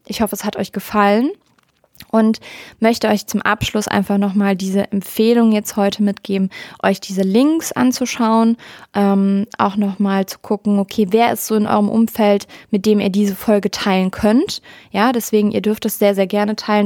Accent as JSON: {"language": "German", "region": "Rhineland", "country": "Germany", "said": "Ich bin eine Rheinländerin durch und durch"}